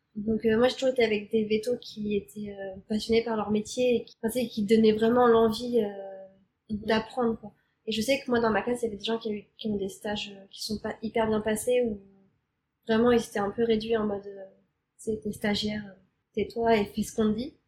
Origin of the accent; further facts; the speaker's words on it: Normandy, France; moved away as an adult; now in Montreal, Canada; J'ai grandi en Normandie.